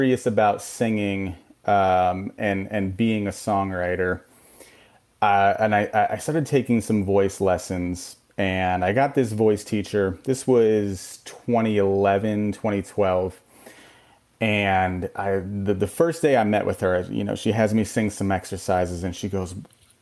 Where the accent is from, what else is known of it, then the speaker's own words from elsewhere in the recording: upstate New York, United States; moved away as an adult; also born or lived in Texas; now in Austin, United States; I grew up on the East Coast, and I was always in kind of coastal towns